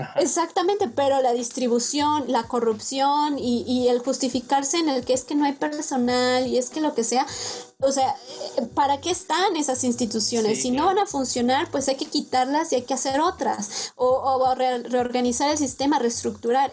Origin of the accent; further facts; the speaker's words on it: Mexico; also born or lived in Sweden; Como buenos mexicanos